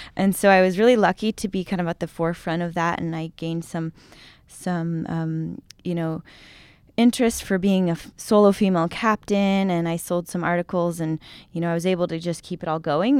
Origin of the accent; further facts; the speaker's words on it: San Diego, California, United States; moved away as an adult; I grew up in San Diego